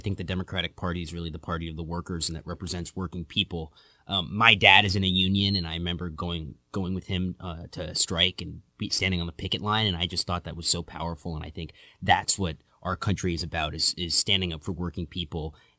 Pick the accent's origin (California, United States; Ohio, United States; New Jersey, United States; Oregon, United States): California, United States; Los Angeles; I'm from Los Angeles, California. And I'm a Democrat